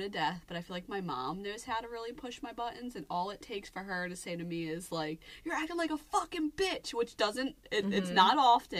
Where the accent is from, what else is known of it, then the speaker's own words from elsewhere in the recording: Philadelphia, Pennsylvania, United States; we come from Philadelphia.